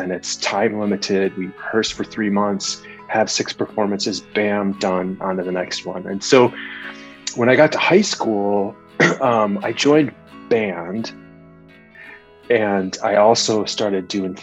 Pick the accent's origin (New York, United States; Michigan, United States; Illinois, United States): Illinois, United States; Des Plaines; also born or lived in Chicago; I grew up in Chicago. I grew up right outside the city in a northwest suburb called Des Plaines